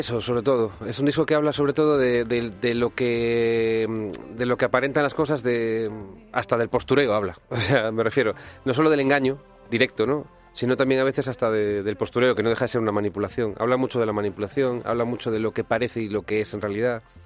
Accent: Galicia, Spain; born or raised there; also born or lived in Latin America

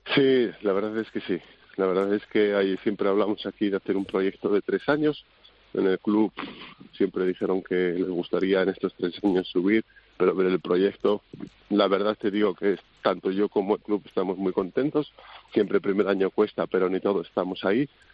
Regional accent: Haro, La Rioja, Spain; moved away as an adult; now in Bietigheim, Germany; es una zona que se parece mucho a donde de donde yo soy, de Aro

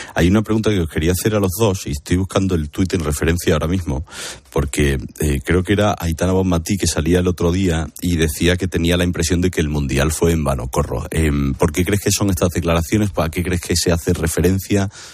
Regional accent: Seville, Andalusia, Spain; en Sevilla, en mi tierra

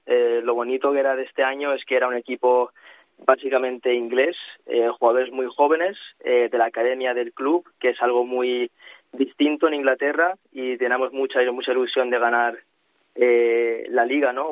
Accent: Spain; now in Manchester, United Kingdom; Yo soy el único español que hay en el equipo

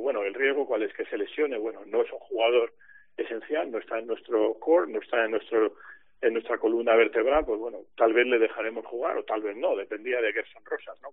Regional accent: Spain; como ciudadano español

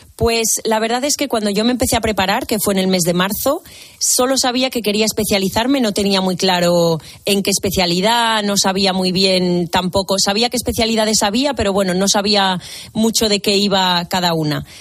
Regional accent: Zamora, Castile and León, Spain; moved away as an adult; also born or lived in Malta / Tenerife; now in Valencia, Spain; yo soy de Zamora, estudié en Zamora en la Escuela de Enfermería de allí

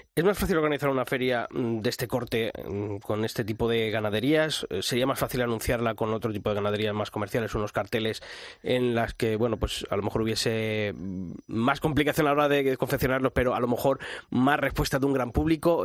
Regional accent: Arévalo, Castile and León, Spain; mi tierra, en Arevalo

